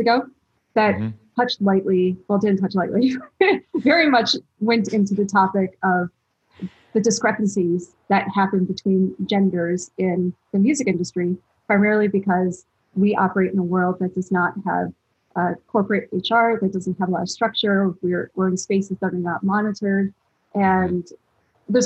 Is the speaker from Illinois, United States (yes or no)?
yes; Chicago, Illinois, United States; growing up in Chicago